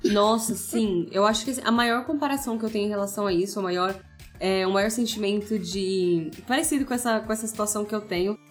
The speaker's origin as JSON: {"language": "Portuguese", "town": "Embu das Artes", "region": "São Paulo", "country": "Brazil", "tie": "born or raised there", "moved": "as an adult", "lives_now": "São Paulo, Brazil", "said": "Sou de Imbu das Artes, assim, meio nativa vibes, sempre morei lá e agora tô morando por São Paulo."}